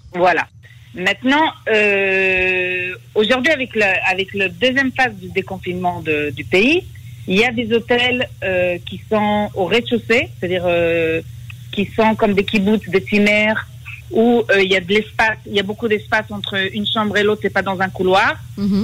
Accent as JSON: {"language": "French", "country": "France", "moved": "yes", "lives_now": "Israel", "said": "en tant que Française"}